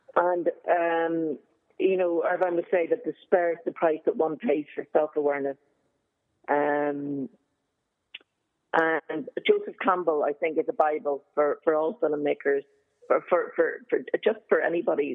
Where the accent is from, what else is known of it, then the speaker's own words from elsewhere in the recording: Belfast, Northern Ireland, United Kingdom; moved away as an adult; also born or lived in Galway / Dublin; I grew up in Belfast during the Troubles